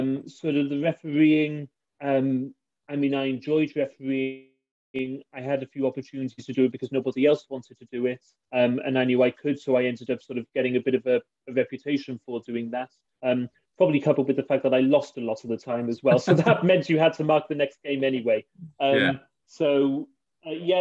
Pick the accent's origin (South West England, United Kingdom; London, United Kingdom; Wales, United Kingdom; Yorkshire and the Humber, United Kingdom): Wales, United Kingdom; Barry; I grew up in Barry, so I played in the local Barry League on a Friday